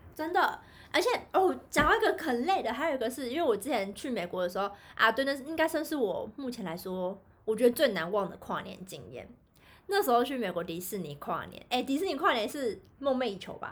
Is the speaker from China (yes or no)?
no; Kaohsiung, Taiwan; 因为我们是高雄人